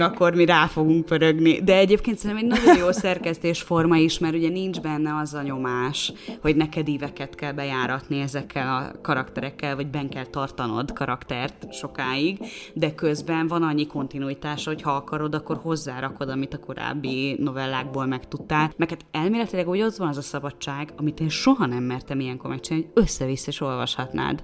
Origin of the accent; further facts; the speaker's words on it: Szolnok, Jász-Nagykun-Szolnok, Hungary; moved away as an adult; also born or lived in Budapest; én szolnoki vagyok